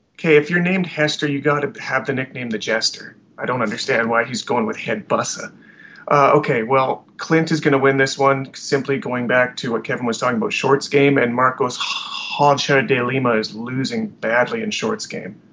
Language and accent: English; Alberta, Canada; I'm from Alberta, which is kind of the Canadian Texas